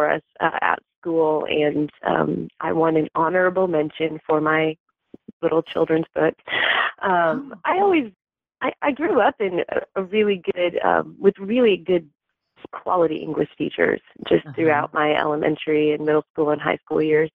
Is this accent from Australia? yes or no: no; Michigan, United States; also born or lived in Oklahoma; I've been in Michigan my whole life. I actually lived up on Lake Superior up in the Upper Peninsula as an adolescent, and it was beautiful. It was like the perfect place to grow up